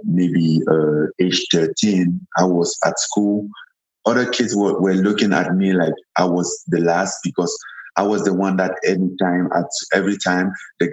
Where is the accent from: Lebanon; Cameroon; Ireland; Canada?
Cameroon; English is a second language; moved away as an adult; also born or lived in France; now in Las Vegas, United States; I'm from Cameroon. Born and raised in Cameroon.